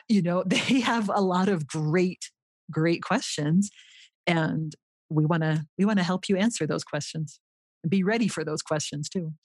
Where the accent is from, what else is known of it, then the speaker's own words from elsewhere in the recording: Los Angeles, California, United States; moved away as an adult; also born or lived in Utah; now in Rio Rancho, United States; I grew up in the Los Angeles area in California